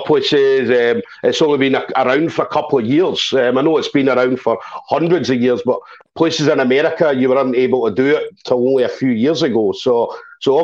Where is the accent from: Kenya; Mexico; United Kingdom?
United Kingdom; Glasgow, Scotland; I'm from Glasgow